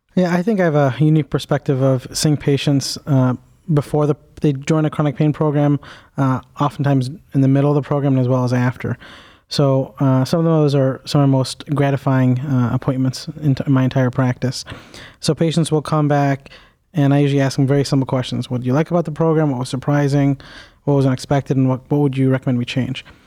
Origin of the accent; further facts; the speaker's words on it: Cleveland, Ohio, United States; I am a native, uh, east sider of Cleveland, so I went to high school here